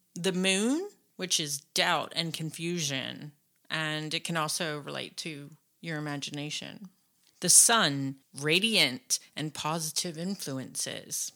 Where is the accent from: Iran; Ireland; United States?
United States; we're American